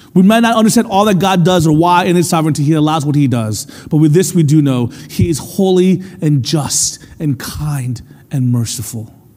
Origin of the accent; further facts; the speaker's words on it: United States; first language English; I was born in America, raised to speak English, and my experience was one of being an American